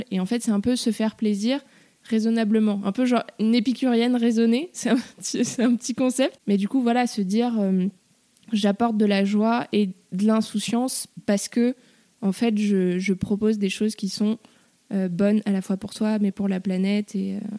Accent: Paris, Île-de-France, France; je suis née à Paris, j'ai grandi à Paris.

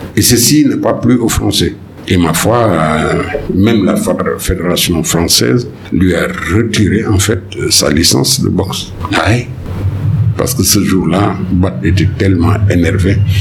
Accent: Senegal; mon pays en tant que Sénégalais

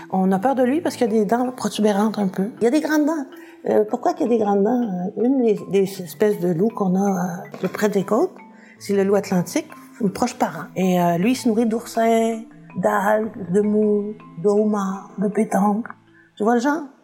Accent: Chicoutimi, Quebec, Canada; born there; also born or lived in North Africa; Je suis née à Chicoutimi, il y avait le fjord du Saguenay. Ensuite, euh, j'ai habité l'Afrique du Nord, on restait proche de la mer, sur une plage, c'est quand même pas rien.

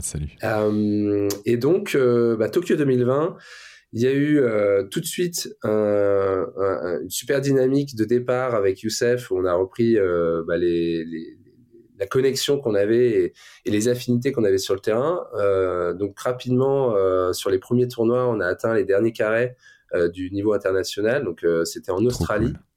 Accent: Le Touquet, Hauts-de-France, France; also born or lived in Luxembourg; je viens du nord de la France, hein, donc je suis né au Luxembourg, je suis arrivé en France à 6-7 ans, euh, il n'y avait pas de montagne euh, dans le Pas-de-Calais.

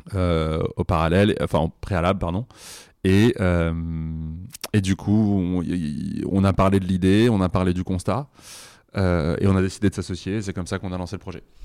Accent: Bobigny, Île-de-France, France; moi, j'ai grandi à Bobigny

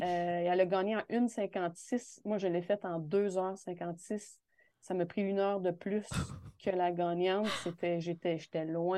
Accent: Val-d'Or, Quebec, Canada; je suis revenue dans ma ville natale à Val d'Or

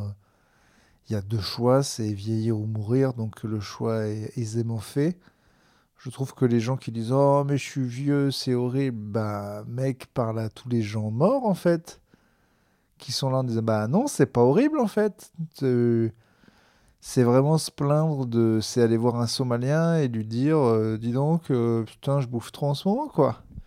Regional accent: Clermont-Ferrand, Auvergne-Rhône-Alpes, France; now in Bordeaux, France; je suis originaire de Clermont

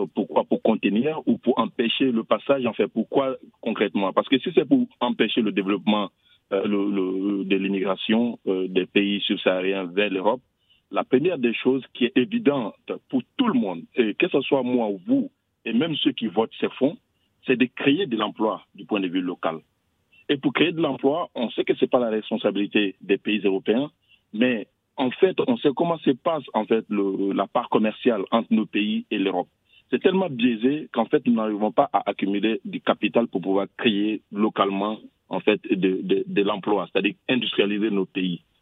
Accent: Abidjan, Côte d’Ivoire; moved away; chez moi à Abidjan

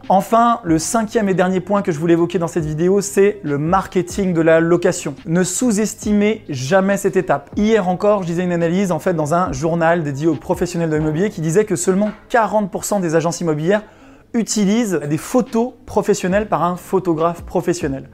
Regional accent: Chambéry, Auvergne-Rhône-Alpes, France; c'est la ville dont je suis originaire, la ville de Chambéry en Savoie, dans l'est de la France.

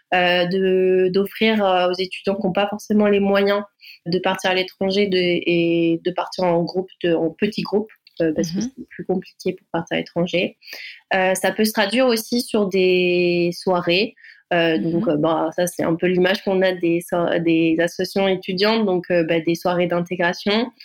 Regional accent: Vendée, Pays de la Loire, France; moved away as an adult; now in Bordeaux, France; je suis originaire de Vendée et je suis arrivée en études supérieures donc sur Bordeaux

